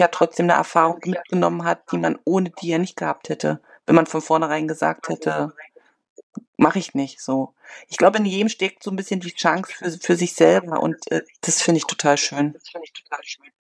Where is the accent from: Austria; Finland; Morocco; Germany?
Germany; northern Germany coast; moved away as an adult; now in China; Ich komme ursprünglich aus der Küste, von der Küste, aber wir haben Verwandtschaft immer in Berlin gehabt